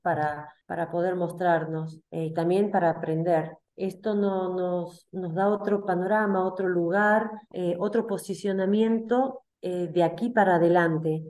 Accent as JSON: {"language": "Spanish", "region": "Salta", "country": "Argentina", "said": "soy argentina, salteña, tengo 57 años."}